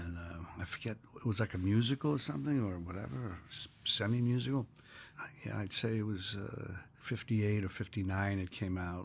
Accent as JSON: {"language": "English", "town": "New York City", "region": "New York", "country": "United States", "tie": "born or raised there", "said": "I was born in New York City in nineteen forty-three in Village."}